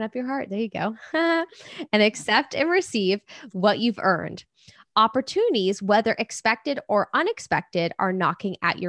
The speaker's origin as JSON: {"language": "English", "region": "England", "country": "United Kingdom", "tie": "born or raised there", "moved": "yes", "said": "my hometown in England"}